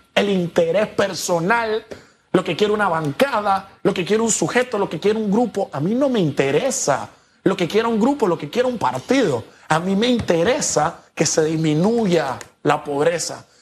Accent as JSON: {"language": "Spanish", "country": "Panama"}